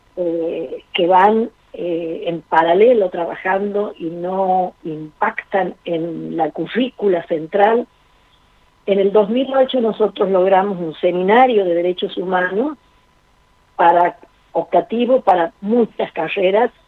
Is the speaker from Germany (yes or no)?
no; Argentina; nosotros como país, como Argentina, tiene una sólida cultura política